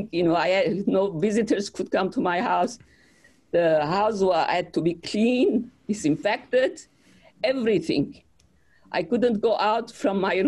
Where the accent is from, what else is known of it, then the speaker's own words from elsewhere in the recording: Aleppo, Aleppo Governorate, Syria; moved away as an adult; also born or lived in Beirut, Lebanon; now in United States; I was born in Aleppo